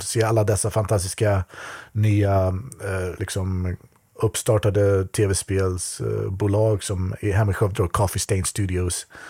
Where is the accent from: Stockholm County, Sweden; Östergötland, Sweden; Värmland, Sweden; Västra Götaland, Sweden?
Västra Götaland, Sweden; Skövde; moved away as an adult; now in Japan; min hemstad Skövde